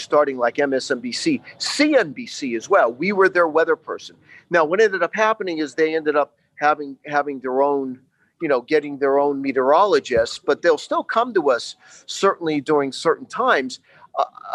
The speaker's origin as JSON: {"language": "English", "town": "Beaver Meadows", "region": "Pennsylvania", "country": "United States", "tie": "born or raised there", "said": "I'm from Northern Carbon County. I grew up in Beaver Meadows, Pennsylvania, just south of Hazleton"}